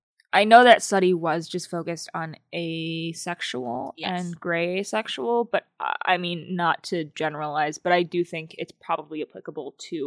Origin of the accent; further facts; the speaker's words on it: United States; As an American.